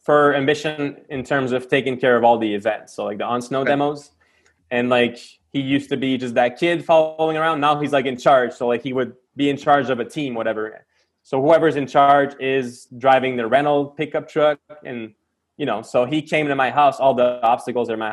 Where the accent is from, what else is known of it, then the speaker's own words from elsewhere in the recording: Quebec, Canada; I'm from Quebec